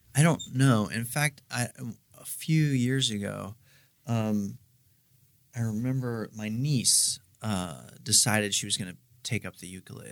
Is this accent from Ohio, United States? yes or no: yes; Steubenville, Ohio, United States; moved away as an adult; now in Columbus, United States; I'm from Steubenville, Ohio